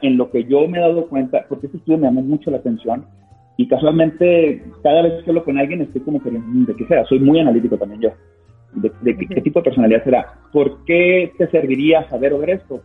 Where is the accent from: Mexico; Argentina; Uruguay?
Mexico; Sinaloa; moved away; yo soy de Sinaloa